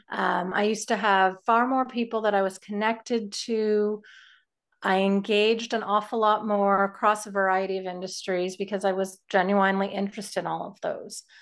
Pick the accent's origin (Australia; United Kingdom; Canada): Canada; as a Canadian